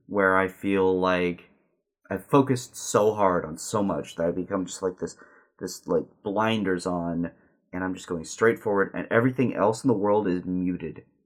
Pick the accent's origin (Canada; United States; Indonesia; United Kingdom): United States; Southern California; also born or lived in Simi Valley, California; growing up in Southern California